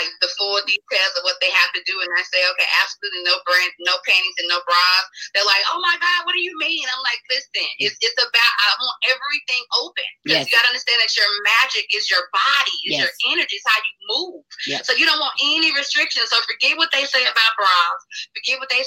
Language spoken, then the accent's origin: English; Tallulah, Louisiana, United States; I'm from Tallulah, Louisiana.